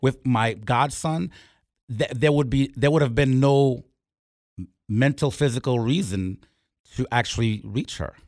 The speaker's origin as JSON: {"language": "English", "town": "Port-au-Prince", "region": "Ouest", "country": "Haiti", "moved": "yes", "said": "I'm from Port Prince, Haiti"}